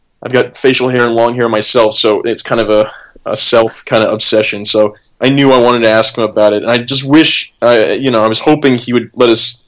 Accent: Midwest, United States; I grew up in the Midwest in the United States

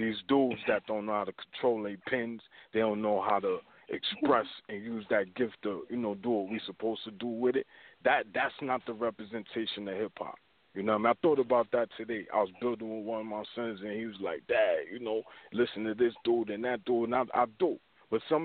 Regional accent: New York City, New York, United States; where I'm from is Brooklyn

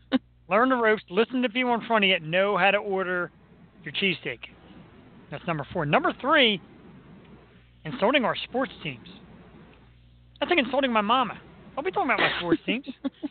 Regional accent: Philadelphia suburbs, Pennsylvania, United States; now in Philadelphia, United States; I was raised in the suburbs. We know I spent a lot of time in Philly. I lived in Philly.

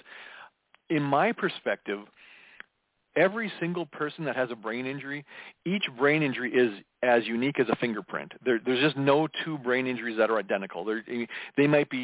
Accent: Minneapolis, Minnesota, United States; I was born in June of 1969 in the Twin Cities area. I was a third of five kids and we lived in a suburb of Minneapolis

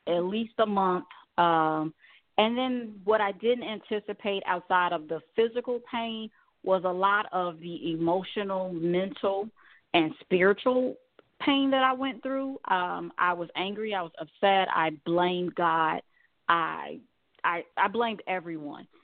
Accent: Chicago, Illinois, United States; growing up in Chicago

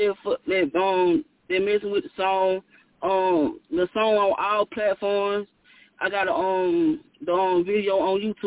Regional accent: LaGrange, Georgia, United States; I'm from LaGrange, Georgia.

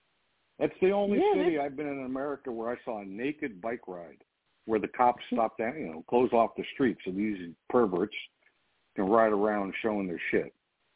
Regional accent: San Simeon, California, United States; where I grew up near Hearst Castle.

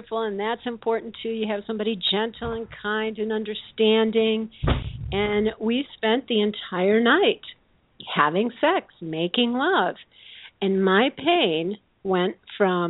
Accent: Midwest, United States; I grew up in the Midwest with very conservative values around sex

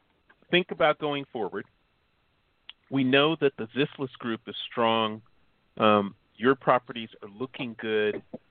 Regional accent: Chicago, Illinois, United States; moved away; I'm from Chicago.

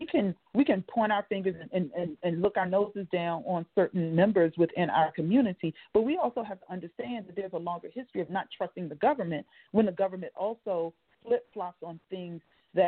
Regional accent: Washington, District of Columbia, United States; also born or lived in Lowcountry, South Carolina; now in Nebraska, United States; I grew up in Washington, D.C., and also the low country in South Carolina.

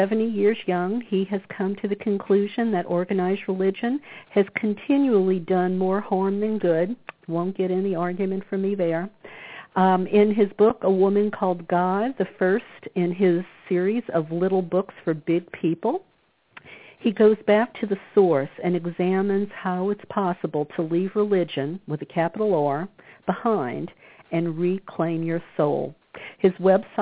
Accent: New Orleans, Louisiana, United States; moved away as an adult; also born or lived in California; I grew up in the Bible Belt of New Orleans

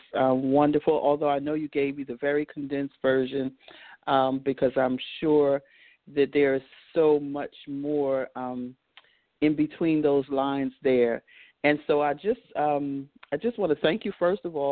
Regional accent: New York, United States; moved away as an adult; now in Virginia, United States; I was born in New York, and I stayed there and for the first 35 years of my young life

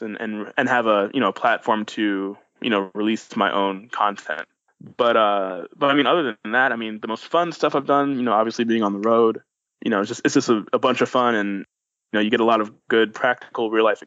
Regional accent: Chicago, Illinois, United States; moved away as an adult; now in Orlando, United States; I'm from Chicago, Illinois. I was born and raised there, and I moved down to Orlando, Florida in about 2012

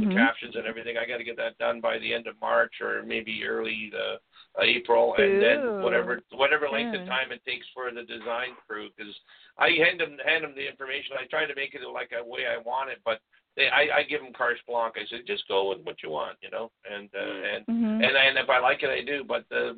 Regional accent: Hamilton, Ontario, Canada; I came from Hamilton. I was born in Hamilton, Ontario

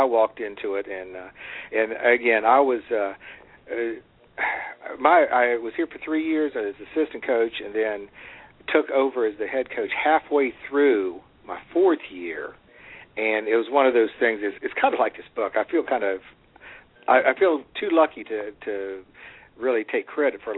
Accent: Fairmont, West Virginia, United States; now in Parkersburg, United States; I'm originally from Fairmont. I moved here to Parkersburg about 30 years ago.

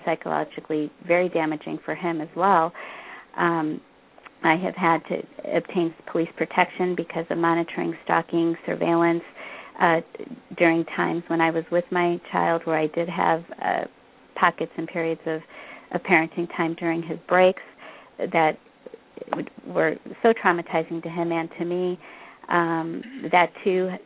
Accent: Bangalore, Karnataka, India; now in Illinois, United States; my hometown, Bangalore, which is in the state of Karnataka

